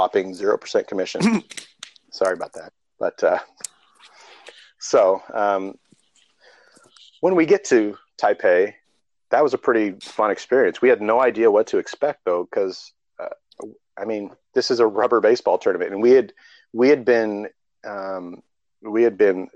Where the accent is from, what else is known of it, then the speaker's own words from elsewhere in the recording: Seattle, Washington, United States; also born or lived in Florida; I was coming from Florida, I guess, but my body is, you know, conditioned to Seattle weather